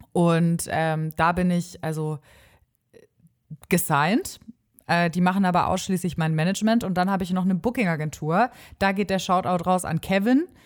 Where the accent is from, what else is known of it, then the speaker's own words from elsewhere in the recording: Stuttgart, Baden-Württemberg, Germany; now in Osnabrück, Germany; ganz ursprünglich komme ich aus Stuttgart.